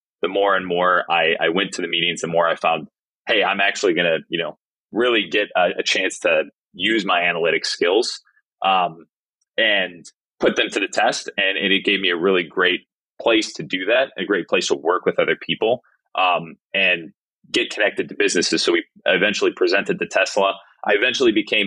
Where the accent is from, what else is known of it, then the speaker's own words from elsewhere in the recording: Illinois, United States; moved away as an adult; also born or lived in San Diego; I grew up actually in Illinois